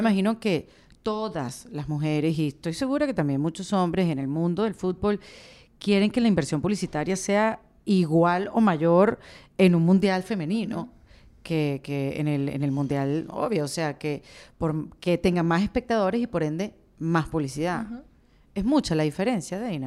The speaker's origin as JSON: {"language": "Spanish", "country": "Venezuela", "said": "somos venezolanos"}